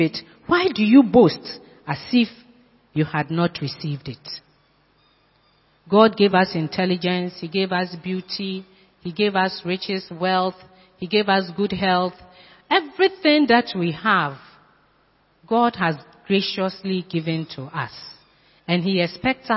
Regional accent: Sekondi-Takoradi, Western Region, Ghana; now in Accra, Ghana; I went to my hometown a few years ago. I met my classmate, my class one mate. We played along the streets of Sekendi.

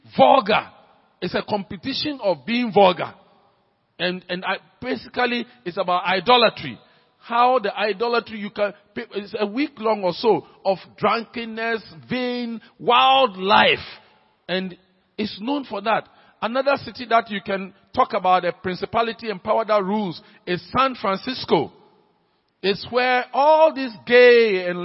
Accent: Accra, Greater Accra, Ghana; when I was growing up in Laboni

